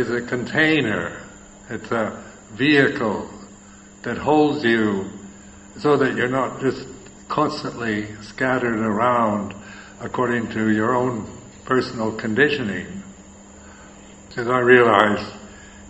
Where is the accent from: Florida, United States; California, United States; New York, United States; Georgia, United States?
California, United States; moved away as an adult; also born or lived in Thailand; where I'm from California